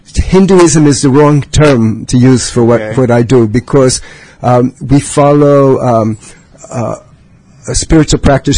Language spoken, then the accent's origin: English; Brooklyn, New York, United States; now in Champaign-Urbana, United States; I'm from New York City.